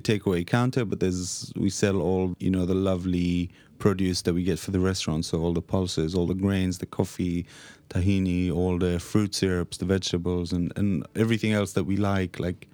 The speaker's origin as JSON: {"language": "English", "country": "Israel", "moved": "yes", "lives_now": "London, United Kingdom", "said": "We're both from Israel, and this is kind of the food that we grew up on"}